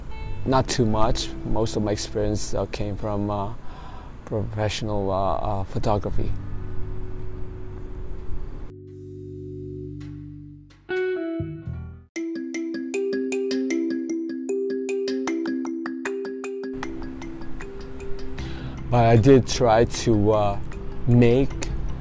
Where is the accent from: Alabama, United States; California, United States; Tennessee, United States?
California, United States; Los Angeles; moved away; I'm from Los Angeles, California